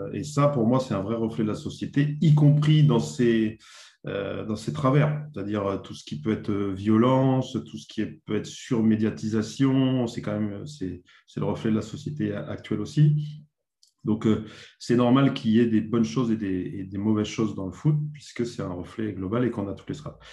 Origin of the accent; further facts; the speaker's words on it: Dijon, Bourgogne-Franche-Comté, France; moved away as an adult; now in Bordeaux, France; je suis originaire de Bourgogne. Je suis né à Dijon, en Bourgogne. Donc, de 7 ans à 20 ans, j'ai joué dans, deux petits clubs en Bourgogne